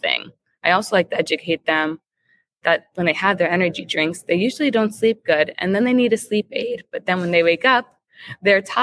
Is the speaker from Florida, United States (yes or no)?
yes; Jacksonville, Florida, United States; also born or lived in Tallahassee, Florida; born and raised in Jacksonville, Florida, which is just a nice coincidence that I'm back home now